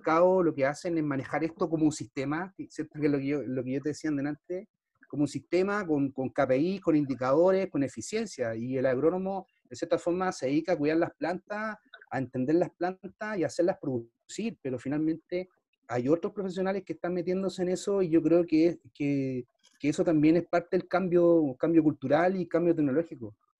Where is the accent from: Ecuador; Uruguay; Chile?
Chile; soy chileno